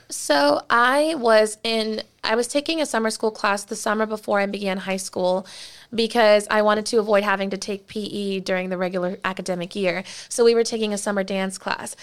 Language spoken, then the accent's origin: English; Plantation, Florida, United States; I grew up in Plantation, Florida, in Broward County.